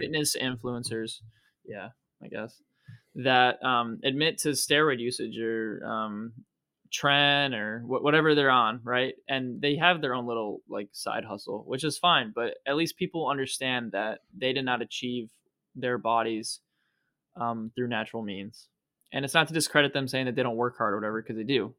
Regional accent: Ohio, United States; Ohio, my home state

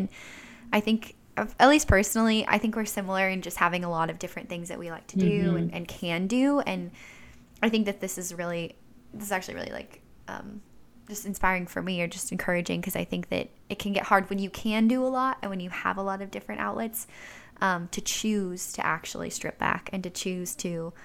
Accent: Orange County, California, United States; I'm from Orange County

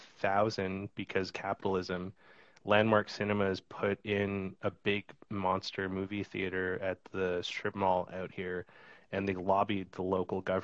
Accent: Kimberley, British Columbia, Canada; moved away; also born or lived in Cranbrook; where I grew up in Kimberley

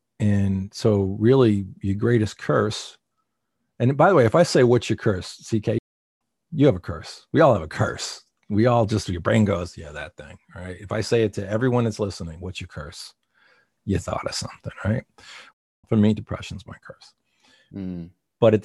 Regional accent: East Coast, United States; I come from the East Coast and I have a certain way of talking

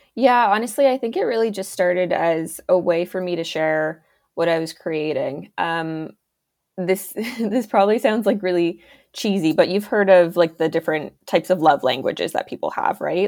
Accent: Ontario, Canada; I am an illustrator from Ontario, Canada

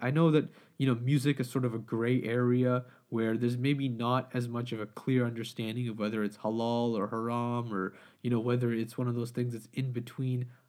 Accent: Pakistan; I'm Pakistani, we always have, you know, like samosas, pakora

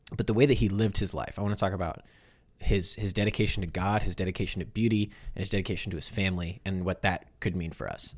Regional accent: United States; As American Catholics

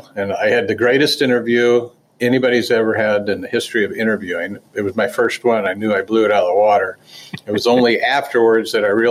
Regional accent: Dayton, Ohio, United States; not so good if you wanted to work in Dayton and save a little money and live at home, because I was from Dayton.

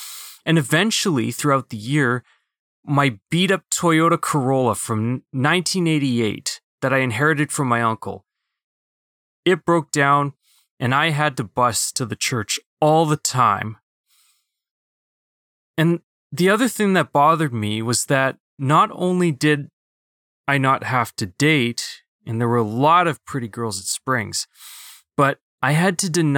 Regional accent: Philippines; Being a Filipino, that was, it was a little bit easier for me to kind of mask my Asian part.

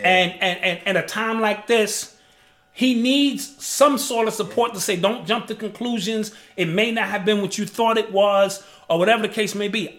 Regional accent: New York City, New York, United States; growing up in the Bronx

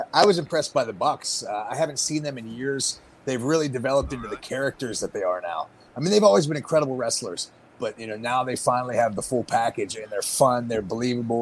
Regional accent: Pittsburgh, Pennsylvania, United States; I'm from Pittsburgh, which is a historic babyface territory

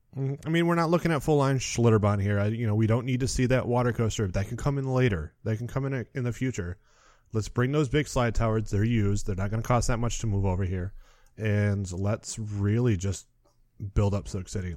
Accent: Muskegon, Michigan, United States; I'm from Muskegon, Michigan, so we had Michigan's Adventure

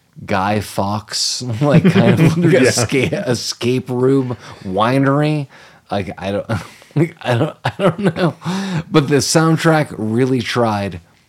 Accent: Canada; I'm Canadian.

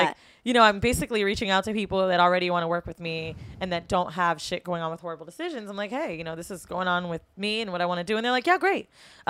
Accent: Florida, United States; moved away as an adult; also born or lived in San Francisco, United States; now in New York, United States; I'm from Florida

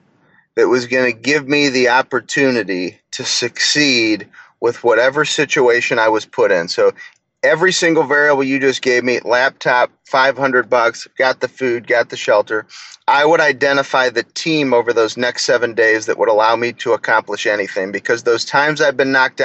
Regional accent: St. Louis, Missouri, United States; I'm a St. Louis Cardinals fan. I'm from St. Louis.

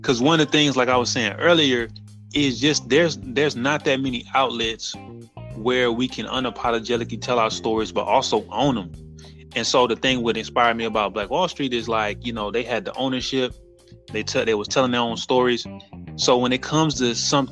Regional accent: New Bern, North Carolina, United States; now in California, United States; I am a writer-director coming out of California, born and raised in New Bern, North Carolina

